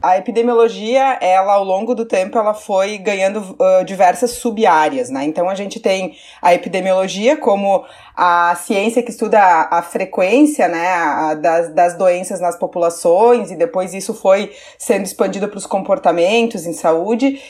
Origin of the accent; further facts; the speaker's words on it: Caxias do Sul, Rio Grande do Sul, Brazil; Eu sou do interior do Rio Grande do Sul, né? De Caxias do Sul